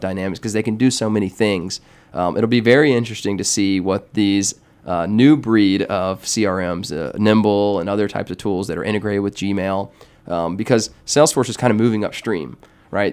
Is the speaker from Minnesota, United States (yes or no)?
no; Atlanta, Georgia, United States; I'm actually from Atlanta here, grew up in, in town, went to Georgia Tech